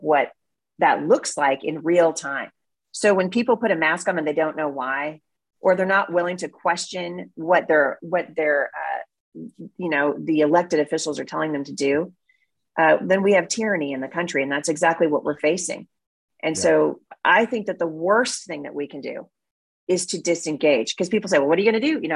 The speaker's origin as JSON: {"language": "English", "town": "Portland", "region": "Oregon", "country": "United States", "tie": "born or raised there", "moved": "yes", "lives_now": "Battle Ground, Washington, United States", "said": "I grew up in Oregon"}